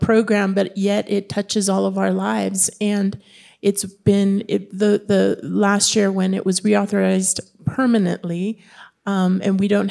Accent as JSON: {"language": "English", "region": "Southern California", "country": "United States", "tie": "born or raised there", "said": "growing up in Southern California"}